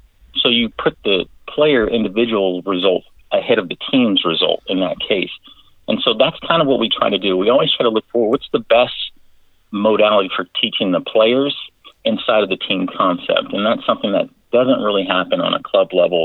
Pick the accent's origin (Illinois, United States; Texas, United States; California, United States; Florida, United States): California, United States; Southern; I am from Southern California